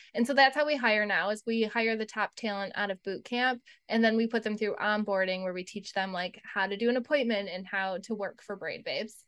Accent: Buffalo, New York, United States; we're from Buffalo, and so not New York City

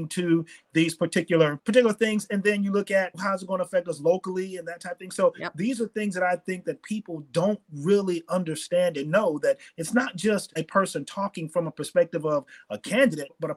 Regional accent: Fort Myers, Florida, United States; I grew up in Fort Myers

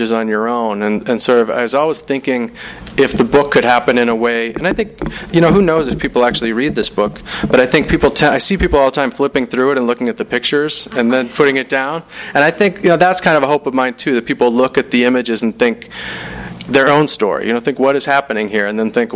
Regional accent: Salt Lake City, Utah, United States; I'm from Salt Lake City

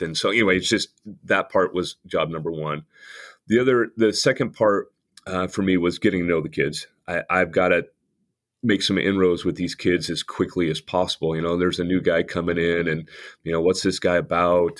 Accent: Lebanon, Oregon, United States; also born or lived in Salem, Oregon; I get a chance to be a head coach in my hometown

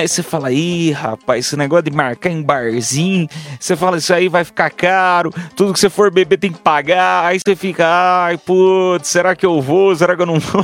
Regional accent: Piedade, São Paulo, Brazil; eu sou do interior de São Paulo, para quem não sabe, sou de, da cidade de Piedade, São Paulo.

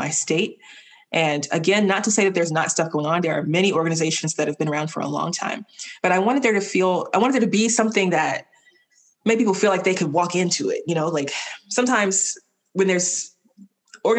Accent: Alabama, United States; also born or lived in Miami; when I left for grad school, it was the first time I lived anywhere other than Alabama

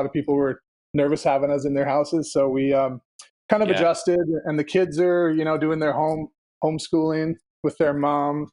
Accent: Vancouver, British Columbia, Canada; also born or lived in Richmond, British Columbia; I grew up in Vancouver, like Dunbar area, until I was 12 years old.

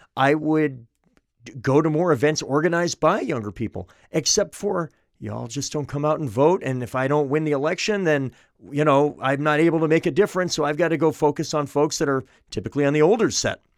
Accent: Manchester, New Hampshire, United States; Manchester, my hometown

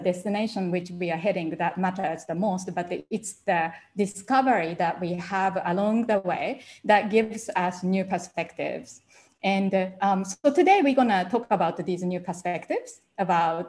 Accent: Japan; English is a second language; moved away as an adult; I couldn't speak English when I left Japan at first

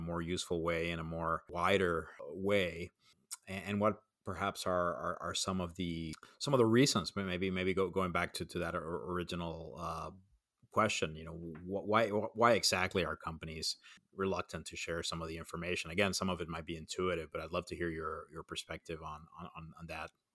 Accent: Puerto Rico; I grew up in Puerto Rico

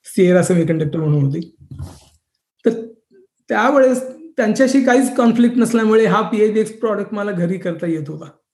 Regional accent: Mumbai, Maharashtra, India; now in Silicon Valley, United States; माझा जन्म मुंबईमध्ये झाला

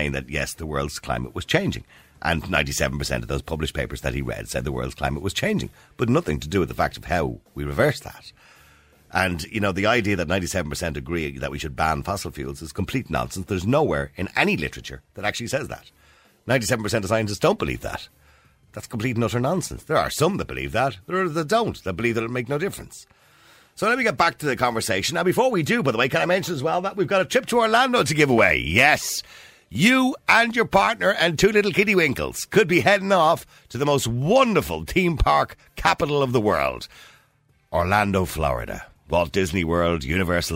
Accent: Dublin, Leinster, Ireland; when I started in secondary school, from Edenmore to the De La Salle College, about 2.5 miles

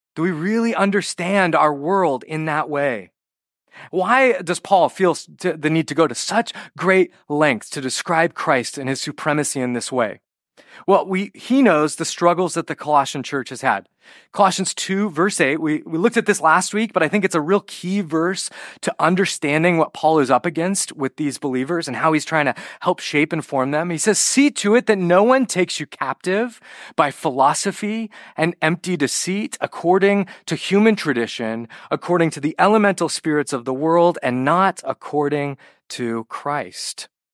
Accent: California, United States; I'm Western American. I'm, you know, California

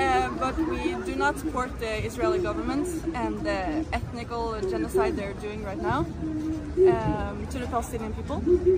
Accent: Norway; now in Poland; I'm from Norway. I study here in Poland

